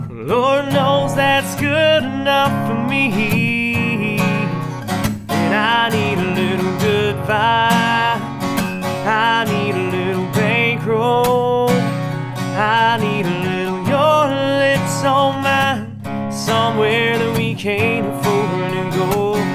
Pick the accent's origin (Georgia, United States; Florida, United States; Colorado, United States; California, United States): Georgia, United States; Atlanta; born there; You know, I was born in Atlanta and grew up there for a little while.